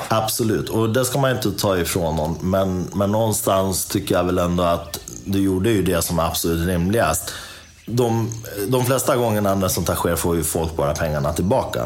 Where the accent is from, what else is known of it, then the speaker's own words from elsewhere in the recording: Dalarna County, Sweden; jag är från Dalarna